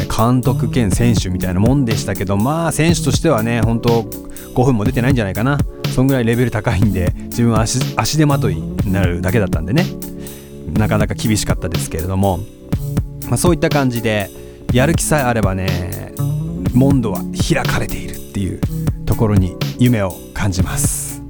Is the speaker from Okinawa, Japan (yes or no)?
no; Sendai, Miyagi, Japan; also born or lived in Sapporo; now in Tokyo, Japan; 仙台出身なのに、えー、地元に全く縁がないような感じでしかも札幌に行って、えー、札幌でラップを始めてそして東京に来て